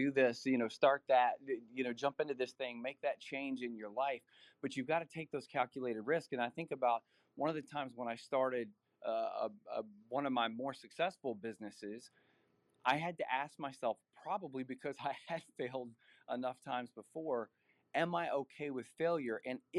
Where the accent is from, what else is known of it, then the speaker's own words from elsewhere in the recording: Nashville, Tennessee, United States; were like a military family moving around. So we were in different areas, but for the most part, I grew up in the Nashville area.